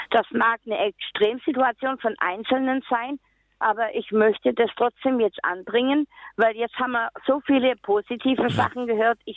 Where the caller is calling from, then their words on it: Nuremberg, Bavaria, Germany; Ja, ich komme aus Nürnberg und möchte gerne zwei Erfahrungsberichte aus meinem eigenen Leben sagen.